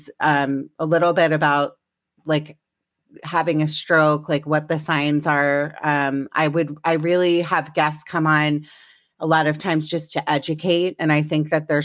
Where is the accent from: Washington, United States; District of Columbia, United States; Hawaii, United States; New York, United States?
District of Columbia, United States; Washington; I'm from DC originally.